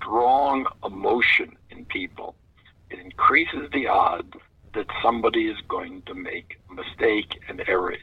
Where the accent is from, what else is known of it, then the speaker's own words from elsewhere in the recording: New York City, New York, United States; growing up in New York City